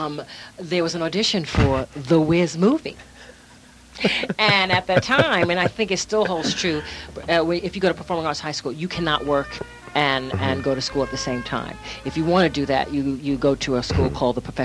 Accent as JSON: {"language": "English", "town": "New York City", "region": "New York", "country": "United States", "said": "I'm from Queens"}